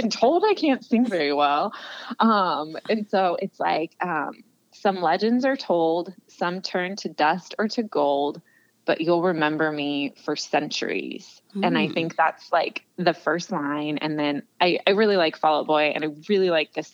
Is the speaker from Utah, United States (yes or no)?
no; California, United States; I'm from California, grew up going to Disneyland